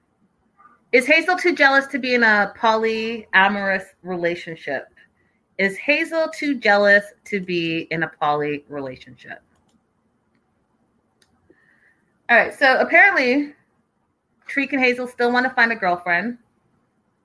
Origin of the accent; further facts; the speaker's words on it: Canada; I'm Canadian coming into the U.S.